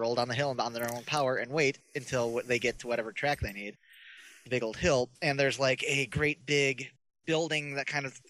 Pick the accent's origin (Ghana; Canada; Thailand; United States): United States; Bellevue, Ohio; They had one in my hometown, Bellevue, Ohio.